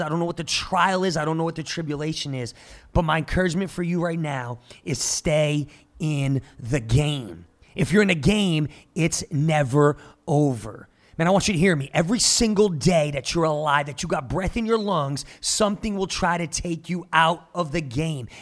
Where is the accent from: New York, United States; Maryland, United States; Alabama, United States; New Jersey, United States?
New Jersey, United States; Jersey Shore; now in Tulsa, United States; I'm from the Jersey Shore, born and raised